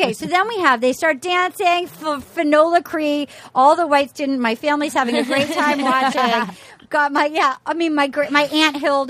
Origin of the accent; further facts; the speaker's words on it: Massachusetts, United States; moved away; also born or lived in Colorado Springs; Growing up in New England